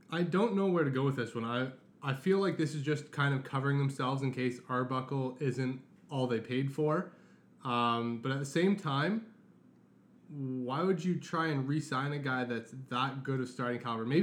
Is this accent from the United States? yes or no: no; Canada; And to have that as a Canadian, I am so proud and excited